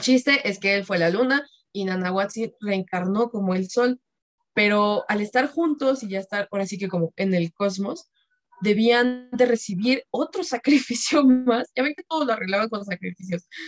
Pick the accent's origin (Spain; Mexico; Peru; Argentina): Mexico; como buenos mexicanos